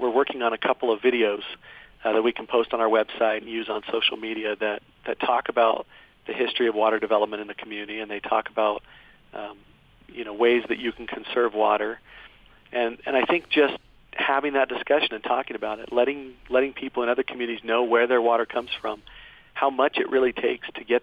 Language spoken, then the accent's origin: English; Cottonwood Heights, Utah, United States; also born or lived in Provo, Utah; I grew up in the Cottonwood Heights area, and I lived in Provo for a while